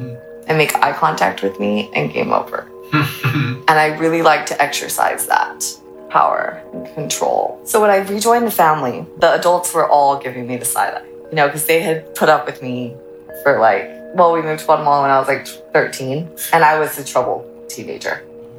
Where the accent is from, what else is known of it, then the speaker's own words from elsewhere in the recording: United States; also born or lived in Ecuador; Yeah, because we moved back to States when I was like 6 months and I got my citizenship and all of that.